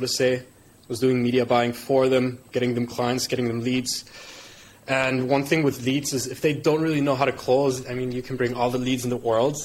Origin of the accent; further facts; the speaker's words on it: Germany; moved away as an adult; also born or lived in United Arab Emirates; now in Bali, Indonesia; born and raised in Germany, immigrated to the UAE, now living in Bali.